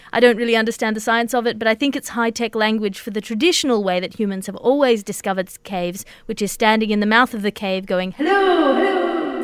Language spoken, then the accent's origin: English; Australia; as an Australian